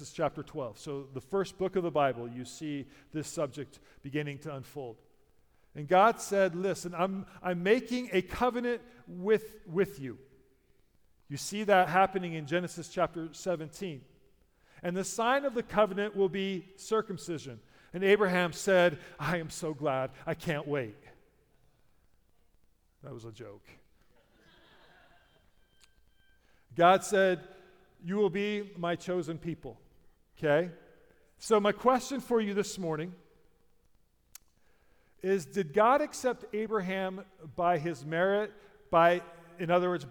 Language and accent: English; United States; I'm a Christian because I'm an American, that's my heritage